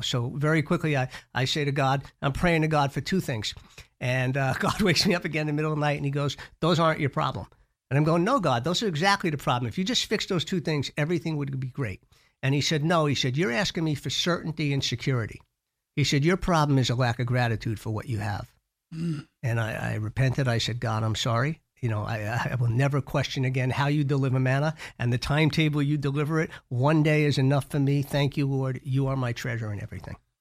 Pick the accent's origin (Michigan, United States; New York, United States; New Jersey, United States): New York, United States; I grew up in New York with uh, very loving parents